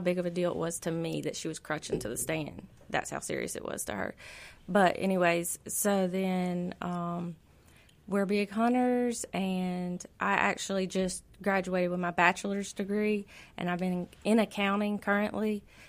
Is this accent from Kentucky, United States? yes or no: no; Florida, United States; Well, I'm from Florida, so I like the sun. I like the heat. And I complain all winter long.